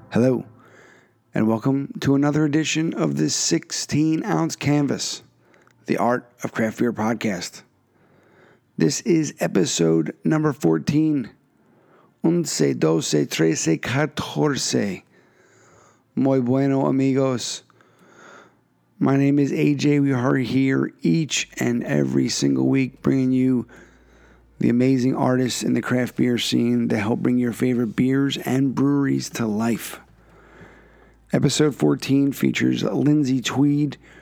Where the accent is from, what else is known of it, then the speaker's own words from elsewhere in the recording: Philadelphia, Pennsylvania, United States; now in Connecticut, United States; I grew up in the Northeast. Uh, Oxford Circle is where I was early years.